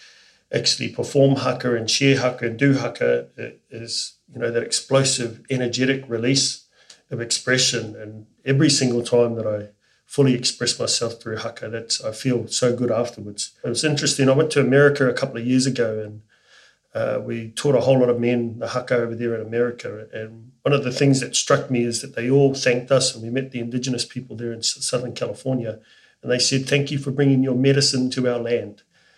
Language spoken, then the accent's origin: English; New Zealand; now in Australia; It's the most special day being a New Zealander living in Australia.